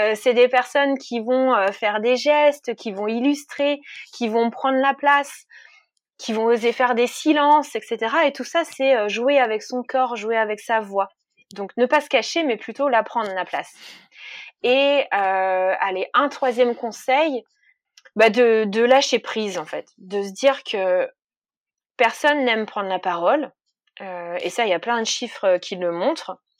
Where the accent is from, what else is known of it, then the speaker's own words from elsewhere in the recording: Jura, Bourgogne-Franche-Comté, France; moved away; je, viens du Jura, donc de l'autre côté de la France